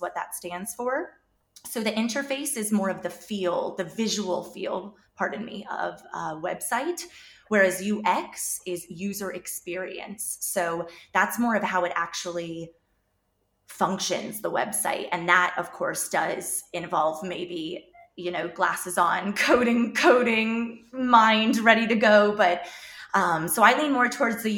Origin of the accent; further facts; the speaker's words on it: United States; moved away as an adult; also born or lived in North Carolina / Dublin, Ireland; now in Galway, Ireland; I am American